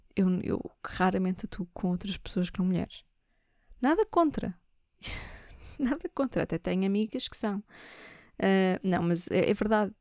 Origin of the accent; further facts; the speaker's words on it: Portugal; nós uh, somos portugueses